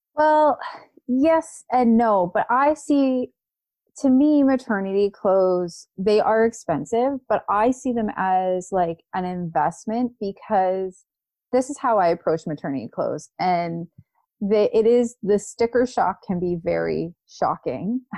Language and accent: English; Canada; as a Canadian pregnant woman